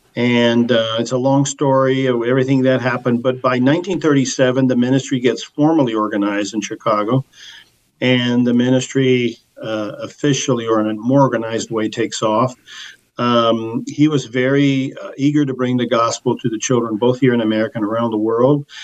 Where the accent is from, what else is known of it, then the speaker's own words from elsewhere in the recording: Portugal; moved away; I was born in Portugal